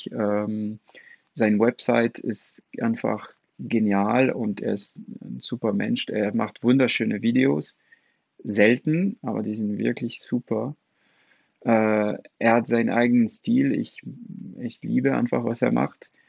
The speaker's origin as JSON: {"language": "German", "country": "France", "second_language": "German", "said": "Also remember, ich bin Franzose und Comics sind sehr groß in Frankreich."}